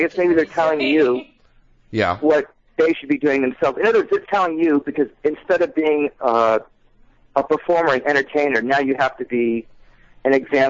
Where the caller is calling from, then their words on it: Pinellas Park, Florida, United States; Yeah, I'm calling from oh my God, nobody misses. Pelt Park, Florida. It's Tampa Bay.